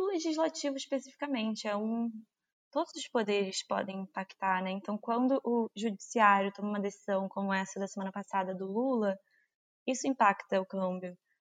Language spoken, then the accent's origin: Portuguese; Brazil; como brasileiro